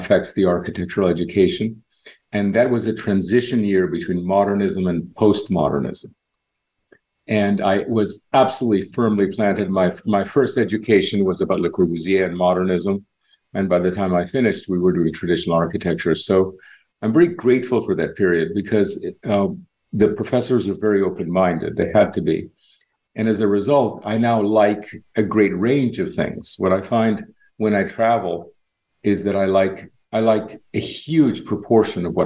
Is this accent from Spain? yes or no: yes; Barcelona, Catalonia, Spain; moved away as an adult; also born or lived in Cuba / New York; now in Miami, United States; I grew up in Cuba till I was 10, and I witnessed that very interesting revolution. And when we left, we moved to Spain. So I was in Spain from about age 10 to 24.